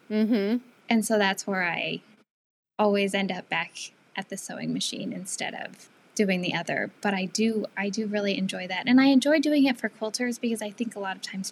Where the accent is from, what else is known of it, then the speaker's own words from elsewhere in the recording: Seattle, Washington, United States; moved away as an adult; also born or lived in Northeast US / Southwest US; I am from the Seattle area.